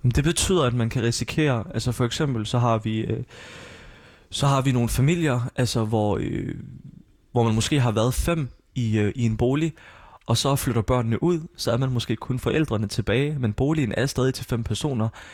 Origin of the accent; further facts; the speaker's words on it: Odense, Southern Denmark, Denmark; also born or lived in Syria; jeg er født og opvokset i Voldsmose